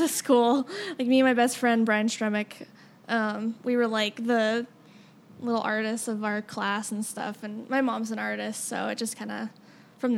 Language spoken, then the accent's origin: English; Denver, Colorado, United States; moved away as an adult; now in Kansas City, United States; I lived in the suburbs, so it was like very suburban life, like very boring childhood.